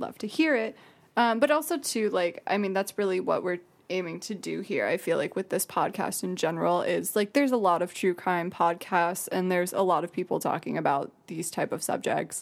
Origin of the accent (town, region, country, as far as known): Jackson, Michigan, United States; born or raised there